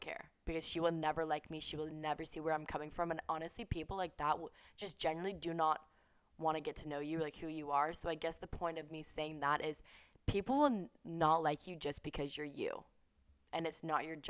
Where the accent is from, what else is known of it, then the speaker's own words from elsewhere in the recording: the South, United States; moved away as an adult; also born or lived in California; we grew up in the South